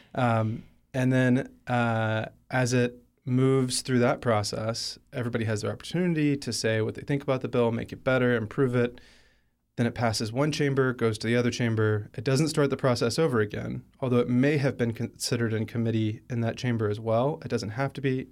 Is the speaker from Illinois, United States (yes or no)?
no; Alabama, United States; moved away; I'm from Alabama. He was my home state senator